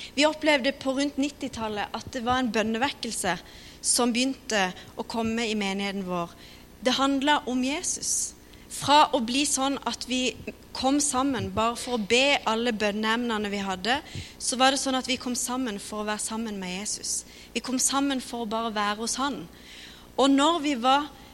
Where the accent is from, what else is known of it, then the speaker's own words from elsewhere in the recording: Kristiansand, Agder, Norway; Vi kommer fra Philadelphia, Kristiansand. Har vokst opp